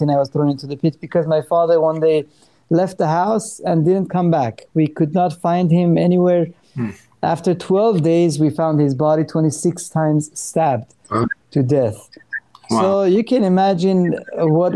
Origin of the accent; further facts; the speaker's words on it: Iran; moved away; I'm Armenian from Iran.